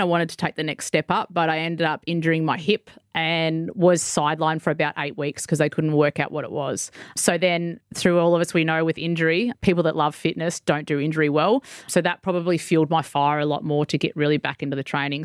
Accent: Victoria, Australia; moved away as an adult; now in Mackay, Australia; I'm actually made the, the move up to here in Mackay 'cause I'm originally from Victoria.

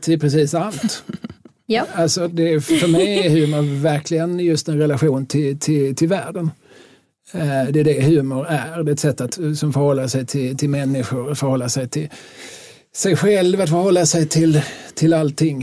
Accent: Skåne, Sweden; also born or lived in Lund / Malmö; vi är skåningar

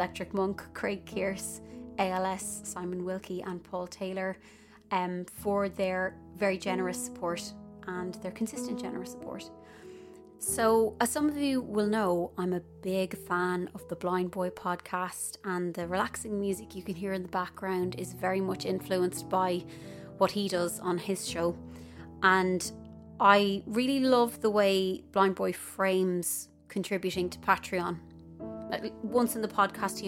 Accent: Ireland; moved away; as Irish people

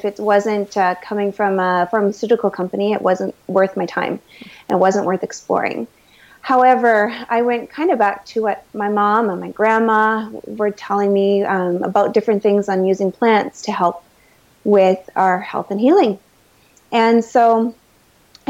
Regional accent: Manitoba, Canada; I am a Canadian girl, raised most of my life in Manitoba

